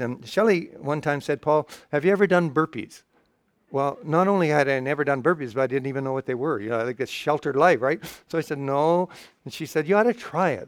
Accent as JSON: {"language": "English", "country": "Canada", "said": "I'm, I'm from Canada"}